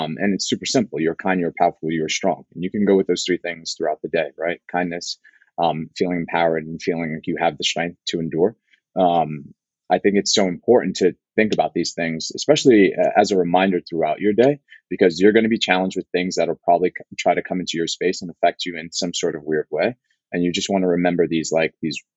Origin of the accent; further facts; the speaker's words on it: New York City, New York, United States; I grew up in the Bronx, one train all the way uptown.